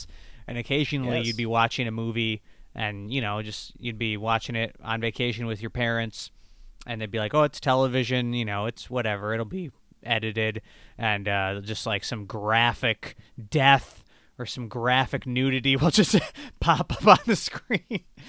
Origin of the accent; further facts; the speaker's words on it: Michigan, United States; I'm from Michigan, and it was, we were up north in Michigan, so obviously that is part of the United States. But being in being in Michigan, we are very close to Canada